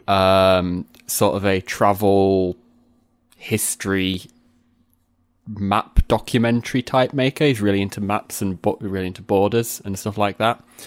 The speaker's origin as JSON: {"language": "English", "town": "Sheffield", "region": "Yorkshire and the Humber", "country": "United Kingdom", "also_born_or_lived": "Barnsley", "said": "I'm from, like, an in-between part of Sheffield, which is halfway Sheffield and between Sheffield and Barnsley."}